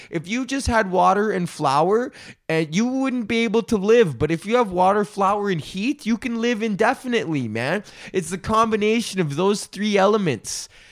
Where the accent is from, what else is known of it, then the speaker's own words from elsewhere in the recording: United States; I'm from fucking Highlands, man. That's next neighborhood over